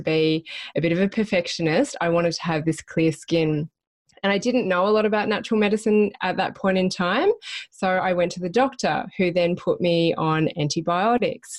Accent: Melbourne, Victoria, Australia; moved away as an adult; also born or lived in Brisbane, Australia; I'm originally from Melbourne.

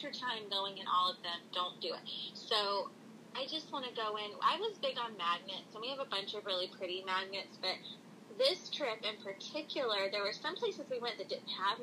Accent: the South, United States; we grew up in the South

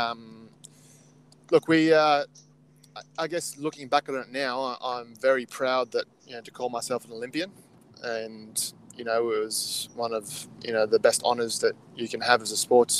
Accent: Canberra, Australian Capital Territory, Australia; I grew up in Canberra

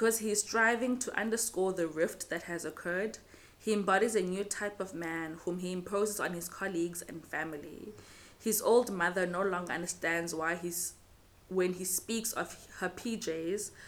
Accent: Cape Town, Western Cape, South Africa; I grew up in Cape Town, so I'm a city Xhosa girl

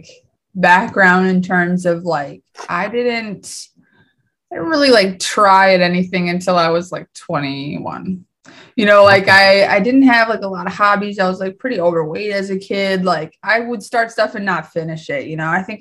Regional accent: Minnesota, United States; also born or lived in Colorado; I was like 2 or 3 when I moved to Minnesota. I lived there most of my whole life.

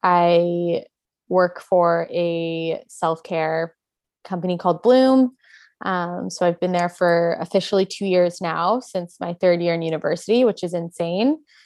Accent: Edmonton, Alberta, Canada; also born or lived in Toronto; now in Vancouver, Canada; I was born in Toronto. When I was 10 years old, my family relocated to Edmonton, Alberta, because of my stepdad's job. And I went there for middle school and high school.

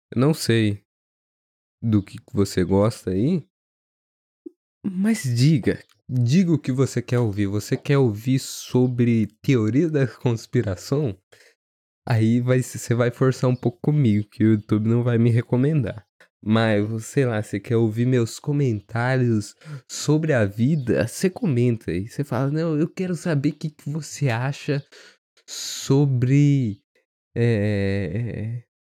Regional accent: Brazil; eu fui criado no Brasil

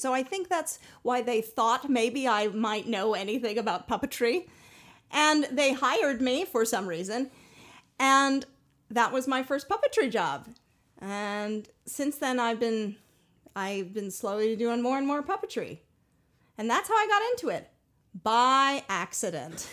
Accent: Boulder, Colorado, United States; I grew up in Boulder, Colorado

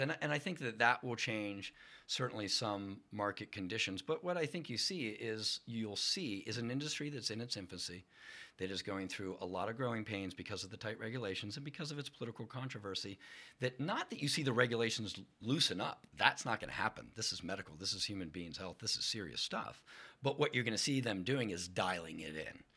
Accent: Lock Haven, Pennsylvania, United States; I'm from Lock Haven

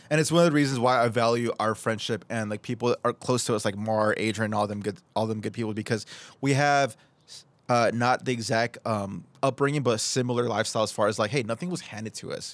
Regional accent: Oceanside, California, United States; I've been born and raised in Oceanside, and I just, I love where I live.

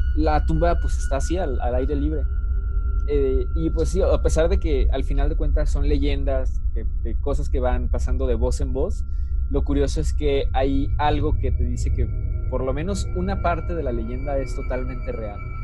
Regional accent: Mexico; los que somos de México.

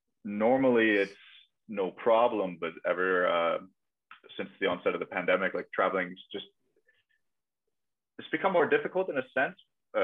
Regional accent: Germany; if anyone asks me where I'm from, like, I'm from Germany. I'm here as a fan.

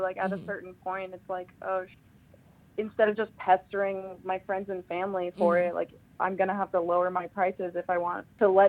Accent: Coachella Valley, California, United States; moved away as an adult; also born or lived in Los Angeles; now in St. Louis, United States; I was born in L.A., but I grew up in the Coachella Valley.

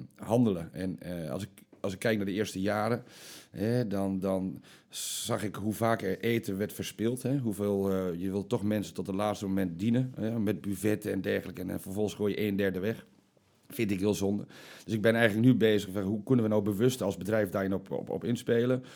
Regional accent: Almelo, Overijssel, Netherlands; Ik kom uit Almelo, 37 jaar, leuke vriendin

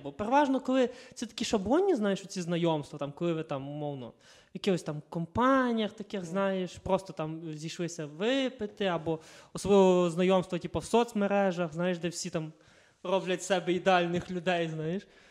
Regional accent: Kalush, Ivano-Frankivsk Oblast, Ukraine

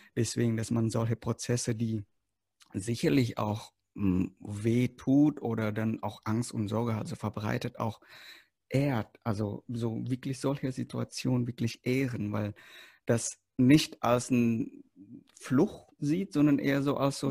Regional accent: Indonesia; moved away; ich komme aus Indonesien

